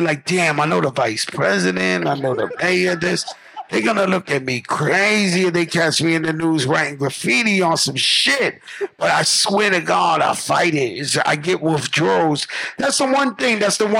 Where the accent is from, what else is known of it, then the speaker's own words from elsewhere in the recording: Bronx, New York, United States; Yeah, I'm from the Bronx where the shit invented.